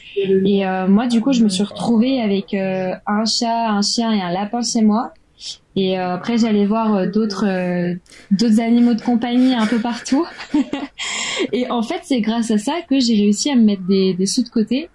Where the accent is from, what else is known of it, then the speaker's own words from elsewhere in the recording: France; moved away as an adult; also born or lived in Shanghai, China; now in Thailand; je suis française